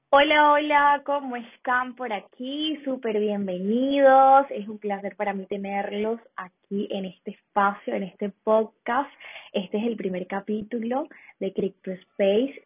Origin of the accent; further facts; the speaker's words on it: Venezuela; now in Colombia; soy de Venezuela, vivo en Colombia actualmente